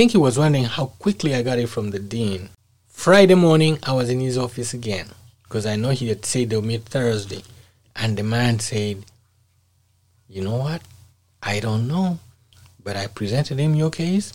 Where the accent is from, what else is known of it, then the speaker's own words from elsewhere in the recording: Uganda; moved away as an adult; my home country, Uganda